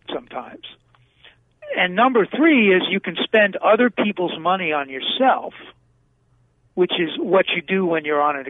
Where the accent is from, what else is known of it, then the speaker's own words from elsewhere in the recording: New York City, New York, United States; now in Arizona, United States; Well, I grew up in Brooklyn.